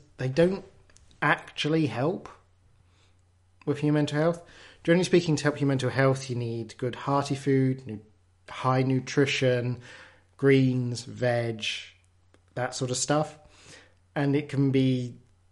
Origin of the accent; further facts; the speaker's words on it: England, United Kingdom; I'm English